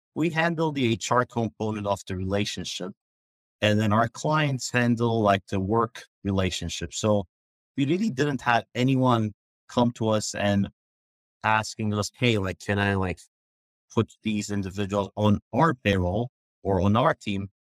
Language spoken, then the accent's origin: English; Turkey; moved away; I grew up in Turkey